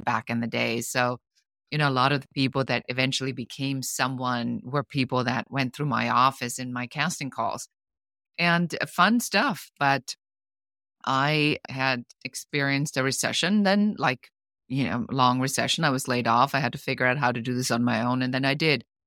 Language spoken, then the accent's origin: English; Germany; moved away as an adult; now in Los Angeles, United States; I'm originally from Germany. I'm an immigrant. I live now in the United States in Los Angeles